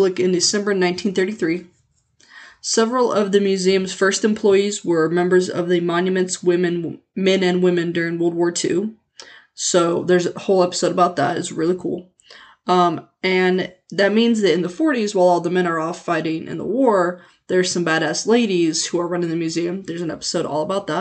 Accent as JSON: {"language": "English", "town": "Leavenworth", "region": "Kansas", "country": "United States", "tie": "born or raised there", "said": "my hometown of Leavenworth"}